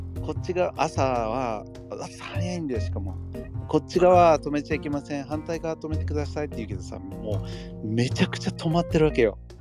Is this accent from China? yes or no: no; United States; moved away as an adult; now in Japan